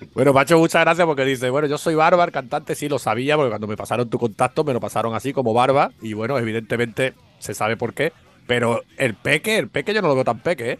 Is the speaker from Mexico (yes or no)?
no; Málaga, Andalusia, Spain; yo desde aquí, como malagueño